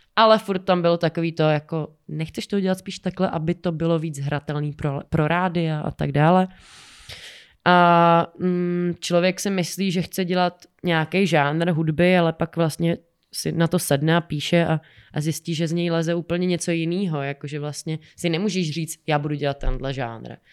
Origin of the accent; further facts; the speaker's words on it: Czechia; u nás v Čechách